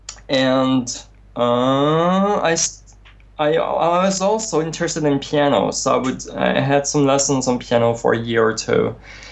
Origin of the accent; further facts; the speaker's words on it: France; moved away; also born or lived in near Strasbourg, France / near Nice, France; we moved from Strasbourg to the south of France near Nice